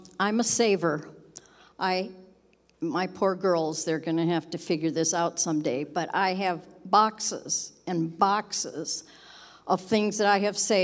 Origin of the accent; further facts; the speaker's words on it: Southern California, United States; I grew up in Southern California